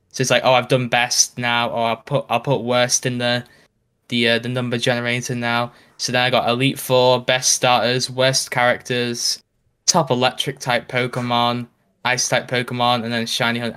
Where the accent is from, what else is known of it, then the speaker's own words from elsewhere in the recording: United Kingdom; I'm British